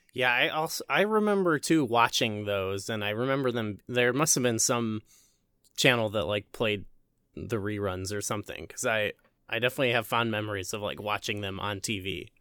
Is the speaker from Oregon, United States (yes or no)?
no; Illinois, United States; I'm also from Illinois